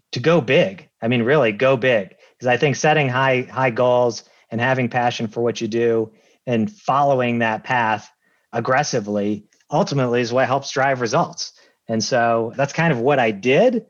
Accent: Massachusetts, United States; moved away as an adult; also born or lived in Lancaster, Pennsylvania; I'm from Massachusetts. I went back to Massachusetts

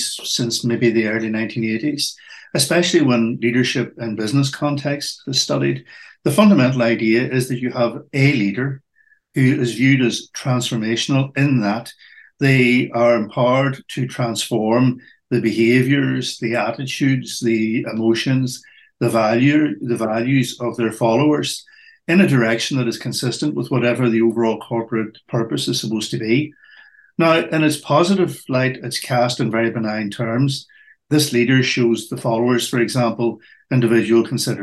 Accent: Northern Ireland, United Kingdom; I was brought up in Northern Ireland at the height of what were called the Troubles

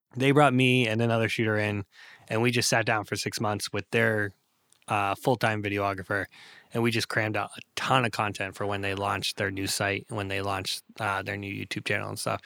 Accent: Bangor, Maine, United States; also born or lived in Hanover, Pennsylvania; grew up in Bangor, Maine

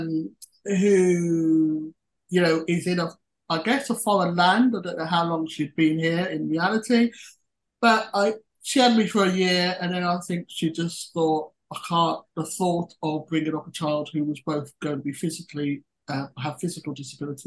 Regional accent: Birmingham, West Midlands, United Kingdom; now in South West England, United Kingdom; I'm a British UK citizen, born and bred in, I'm a Brummie by nature, although I now live in the southwest.

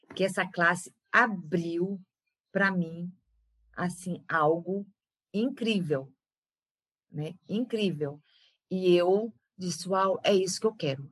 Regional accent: Belém, Pará, Brazil; also born or lived in São Paulo; Sou de Belém do Pará, do norte do Brasil, nasci aqui.

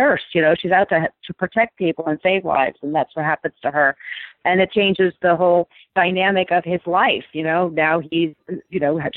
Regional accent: New York, United States; I grew up in New York

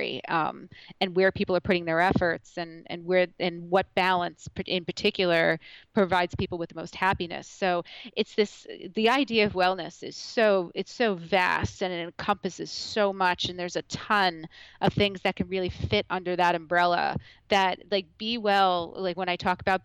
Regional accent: Point Pleasant, New Jersey, United States; moved away as an adult; now in Morristown, United States; I grew up in Point Pleasant, so I'm also a Morristown transplant

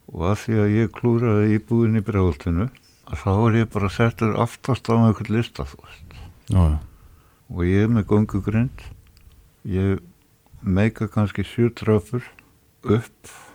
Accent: Reykjavík, Capital Region, Iceland; ég var fluttur upp í Breðholt Eðra Breðholt í íbúð sem er upp á þrýðu hæð og þar satt ég og horði út um stofuglugan á blokkina sem ég bjó í sem barn

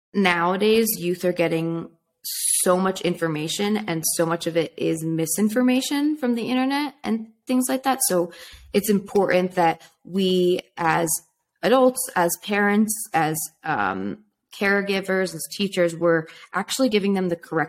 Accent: California, United States; So growing up in California, it seems like, okay, it's totally fine to smoke weed because everyone's doing it and it's legal

